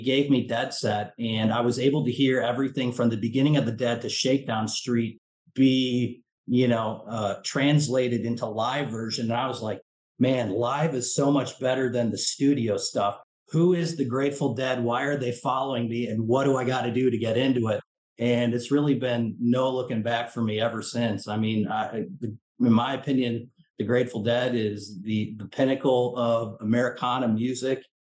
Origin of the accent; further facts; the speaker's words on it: Chicago, Illinois, United States; also born or lived in Madison, Wisconsin; I'm originally from Chicago